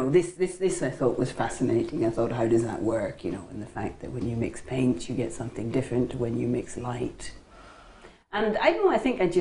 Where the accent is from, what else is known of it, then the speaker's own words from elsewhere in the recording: Belfast, Northern Ireland, United Kingdom; now in London, United Kingdom; So I grew up in Belfast, in Northern Ireland